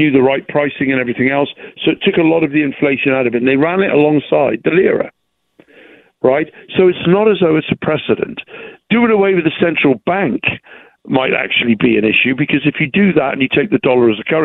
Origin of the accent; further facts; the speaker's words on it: England, United Kingdom; now in United States; as an English gentleman